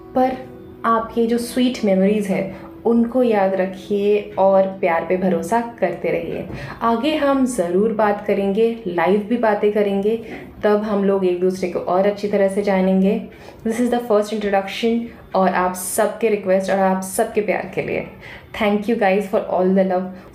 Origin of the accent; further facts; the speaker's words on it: Kolkata, West Bengal, India; moved away as an adult; now in Mumbai, India; मैं born and brought up Calcutta से हूँ मैं एक बंगाली हूँ बट अभी मैं मुंबई में रहती हूँ